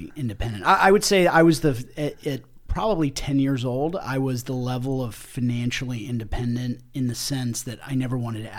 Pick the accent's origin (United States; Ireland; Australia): United States; Springfield, Virginia; So I grew up in the Northern Virginia area, right outside of Washington, D.C., in a small town called Springfield.